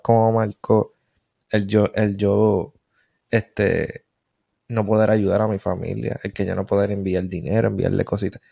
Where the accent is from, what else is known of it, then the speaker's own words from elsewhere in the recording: Puerto Rico; moved away; en Puerto Rico, en mi pueblo, adjunta